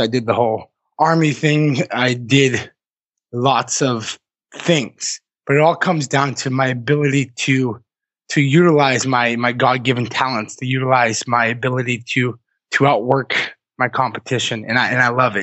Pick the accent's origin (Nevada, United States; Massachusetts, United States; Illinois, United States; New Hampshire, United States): Massachusetts, United States; moved away as an adult; also born or lived in Vermont; I grew up in Massachusetts, but I spent you know my early to mid 20s in Vermont.